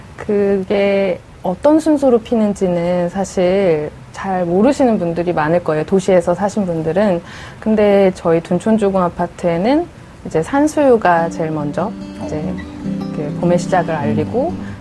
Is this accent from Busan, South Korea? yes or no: no; Seoul, South Korea; 저는 거기서 태어나고 어. 자랐고 유년 시절의 기억이 다 그곳에 있는 어. 사람이고요.